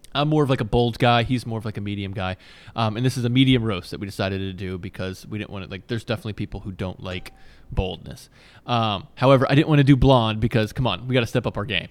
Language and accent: English; Virginia, United States; I grew up in Virginia